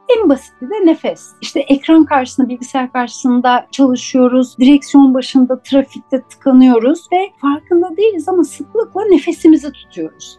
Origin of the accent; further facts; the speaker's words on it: Istanbul, Turkey; Ben 1972 yılında İstanbul'da Levent'te doğdum.